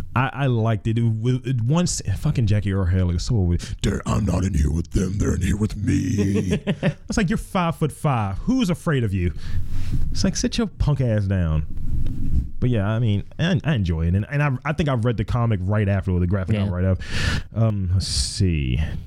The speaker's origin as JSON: {"language": "English", "country": "Lithuania", "tie": "born there", "said": "I chose leeches because I was born in Lithuania and leech therapy is used for a whole wide range of illnesses that I have heard of."}